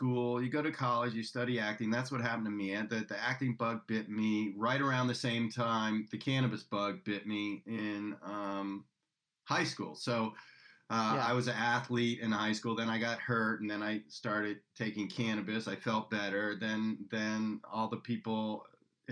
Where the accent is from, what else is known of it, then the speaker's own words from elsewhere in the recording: Washington, District of Columbia, United States; now in California, United States; my hometown where I grew up, Washington, D.C. area